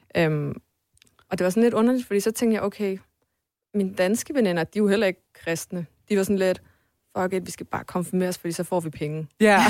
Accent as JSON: {"language": "Danish", "town": "Sønderborg", "region": "Southern Denmark", "country": "Denmark", "tie": "born or raised there", "also_born_or_lived": "Poland", "moved": "yes", "lives_now": "Copenhagen, Denmark", "said": "jeg voksede op i, i Sønderborg, i Sønderjylland"}